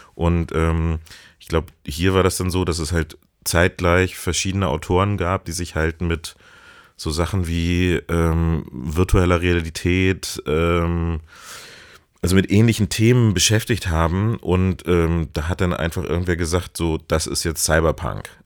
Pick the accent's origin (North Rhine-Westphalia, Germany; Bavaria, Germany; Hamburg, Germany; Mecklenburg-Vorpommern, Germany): Hamburg, Germany; ich komme auch aus Hamburg